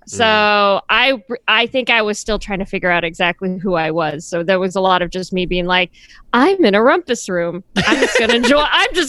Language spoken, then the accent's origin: English; California, United States; Growing up in California, you don't have attics or basements. You have detached garages or the garage.